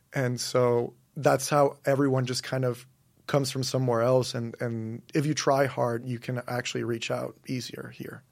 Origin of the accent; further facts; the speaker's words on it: Monterrey, Nuevo León, Mexico; moved away; also born or lived in St Andrews, Scotland; I'm from Monterrey, Mexico. So that's in the northeast of Mexico.